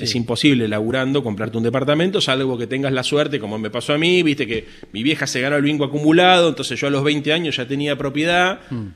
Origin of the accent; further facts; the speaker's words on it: Buenos Aires, Argentina; nosotros somos la capital de la República